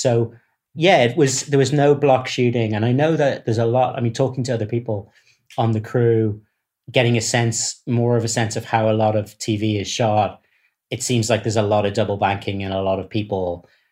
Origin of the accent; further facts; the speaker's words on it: Dublin, Leinster, Ireland; I come from Dublin